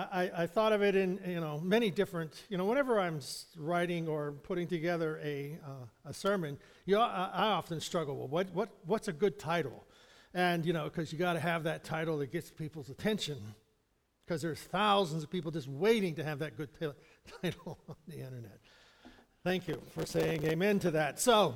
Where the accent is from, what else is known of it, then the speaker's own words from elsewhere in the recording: Pennsylvania, United States; If we grew up here in Western Pennsylvania or Central Pennsylvania, whatever we like to call it.